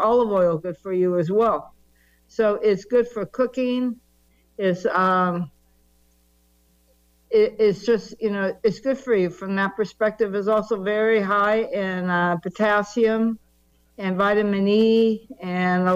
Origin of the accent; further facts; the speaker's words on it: California, United States; I am a native Californian. I grew up in California